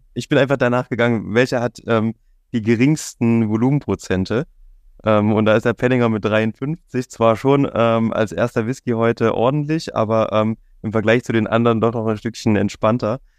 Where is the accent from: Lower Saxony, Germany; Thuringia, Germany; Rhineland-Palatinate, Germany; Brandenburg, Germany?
Thuringia, Germany; Jena; now in Leipzig, Germany; ich kenne es aus meiner Heimat, ich komme ursprünglich aus Jena